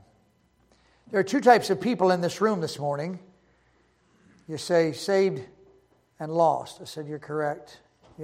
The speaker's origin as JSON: {"language": "English", "town": "Baltimore", "region": "Maryland", "country": "United States", "tie": "born or raised there", "moved": "yes", "said": "I was raised in Baltimore, and we moved out of Baltimore in 2003"}